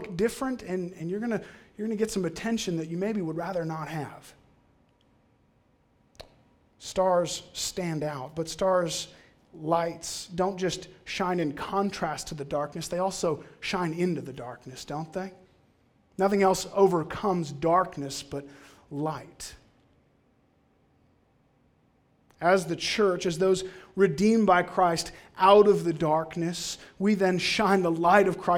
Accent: Cold Lake, Alberta, Canada; I grew up in Cold Lake.

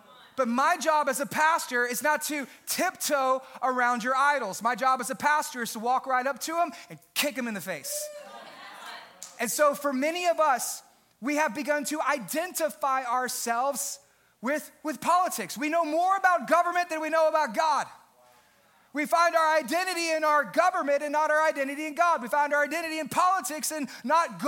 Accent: United States; I am so grateful to be an American.

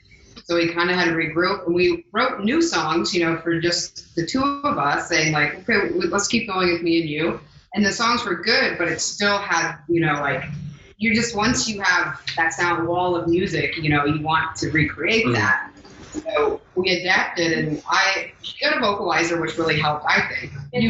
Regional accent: Ohio, United States; now in New York, United States; I'm from Ohio, and she lived in Egypt till

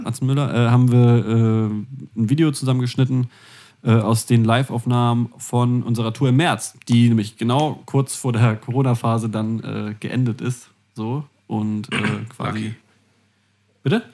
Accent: Hamburg, Germany; also born or lived in Flensburg; ich als gebürtiger Hamburger

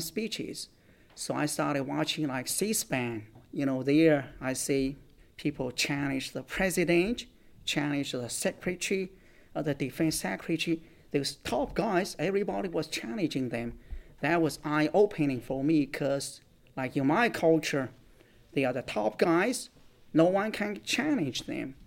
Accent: countryside of Shaanxi province, China; English is a second language; moved away as an adult; my hometown is in the countryside, and then Xi'an is a big city

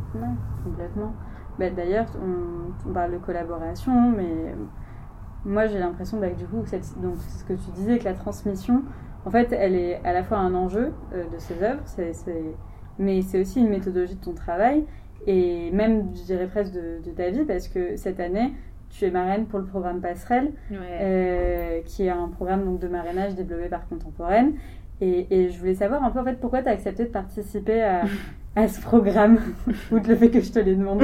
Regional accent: Marseille, Provence-Alpes-Côte d'Azur, France; moi en tant que Marseillaise

